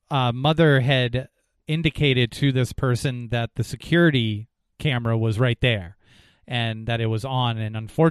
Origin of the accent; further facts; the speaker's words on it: New Hampshire, United States; the town that I grew up in New Hampshire